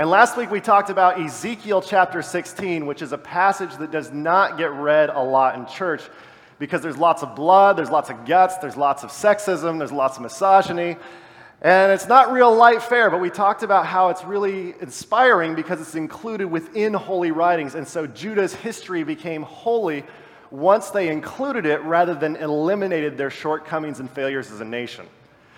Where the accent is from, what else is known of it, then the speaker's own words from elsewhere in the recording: about an hour east of Los Angeles, Southern California, United States; I come from Southern California, about an hour east of Los Angeles